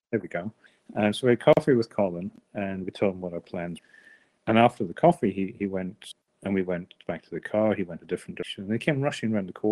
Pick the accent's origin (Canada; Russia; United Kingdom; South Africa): United Kingdom; Scotland; also born or lived in Wellington, New Zealand; now in Nelson, New Zealand; I grew up in Scotland in the 70s